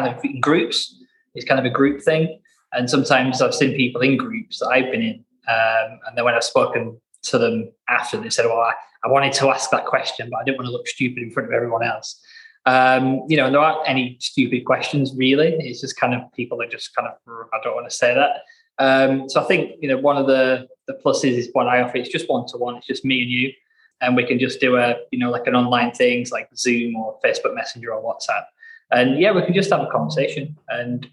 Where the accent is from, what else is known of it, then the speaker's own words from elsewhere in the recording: Blackburn, North West England, United Kingdom; I'm from Blackburn